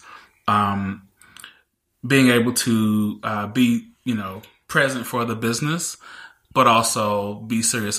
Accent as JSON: {"language": "English", "region": "Mississippi", "country": "United States", "tie": "born or raised there", "said": "I didn't come from a wealthy family. You know, I grew up in Mississippi."}